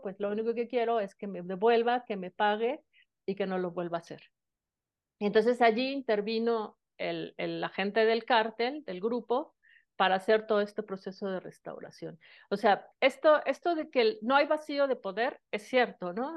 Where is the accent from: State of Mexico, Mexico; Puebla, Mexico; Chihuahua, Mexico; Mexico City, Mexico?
Mexico City, Mexico; yo soy originaria de la Ciudad de México